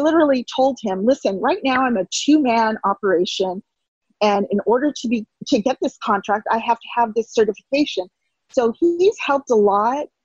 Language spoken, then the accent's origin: English; California, United States; moved away as an adult; now in Wonder Lake, United States; I'm from California originally, and that's where we lived at the time